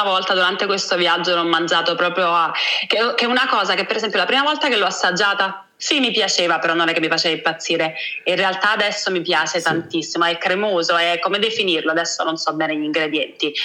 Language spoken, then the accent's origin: Italian; Naples, Campania, Italy; sono napoletana